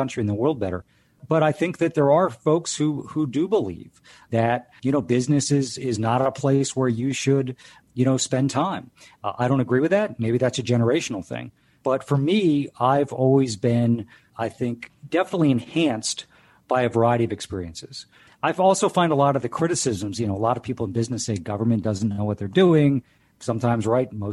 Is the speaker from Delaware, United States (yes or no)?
yes; Delaware, United States; I grew up in Delaware